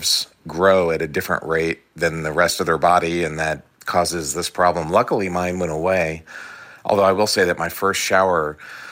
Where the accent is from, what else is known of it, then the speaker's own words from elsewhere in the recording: East Coast, United States; I grew up on the East Coast